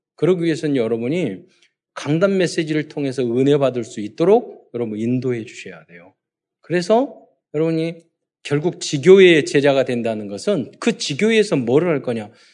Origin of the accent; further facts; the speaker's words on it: South Korea; 우리는 대한민국 사람